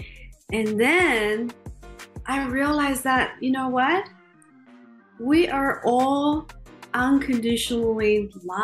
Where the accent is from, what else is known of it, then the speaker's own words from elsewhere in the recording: China; moved away; I grew up in China in a relatively poor family